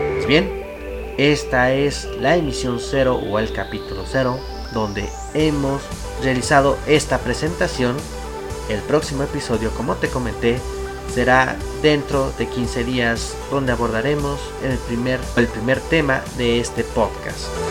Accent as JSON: {"language": "Spanish", "region": "Mexico City", "country": "Mexico", "tie": "born or raised there", "said": "soy originario de la Ciudad de México."}